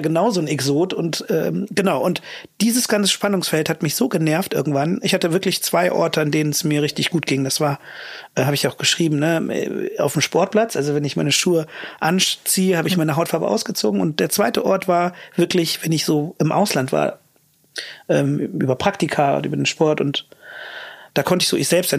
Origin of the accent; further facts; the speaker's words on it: Königswinter or Cologne, North Rhine-Westphalia, Germany; moved away as an adult; also born or lived in London; dann sagst du halt Königswinter oder Köln